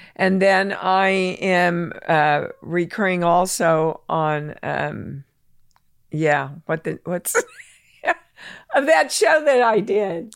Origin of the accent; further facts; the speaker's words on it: Kansas, United States; moved away as an adult; I'm from Kansas